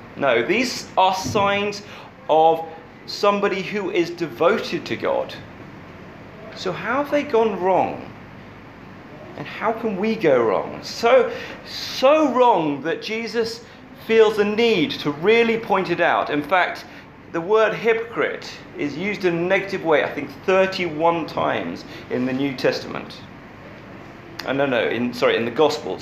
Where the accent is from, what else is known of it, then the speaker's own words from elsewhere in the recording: England, United Kingdom; as an English person